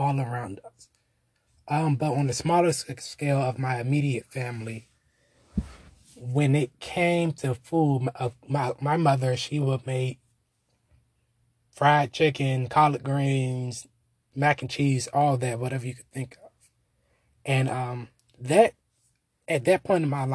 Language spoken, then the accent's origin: English; Washington, District of Columbia, United States; I am from Northwest Washington, D.C.